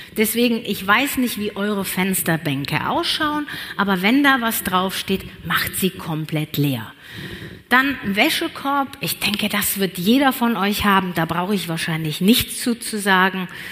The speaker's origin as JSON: {"language": "German", "town": "Cologne", "region": "North Rhine-Westphalia", "country": "Germany", "moved": "as an adult", "lives_now": "Allgäu, Germany", "said": "Ich bin nämlich echt köln durch und durch"}